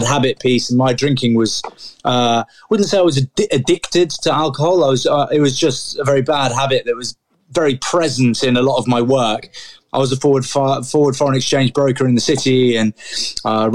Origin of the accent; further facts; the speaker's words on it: Grantham, East Midlands, United Kingdom; I was born in Grantham